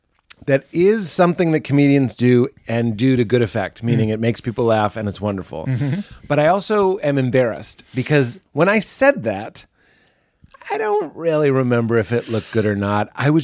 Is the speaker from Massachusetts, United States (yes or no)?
yes; Boston, Massachusetts, United States; I grew up in Boston in the 80s